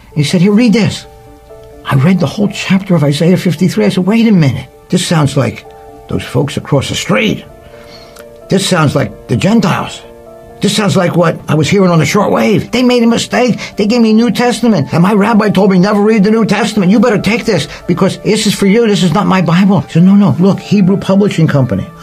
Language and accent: English; Philadelphia, Pennsylvania, United States; I grew up in Philadelphia in a Jewish neighborhood.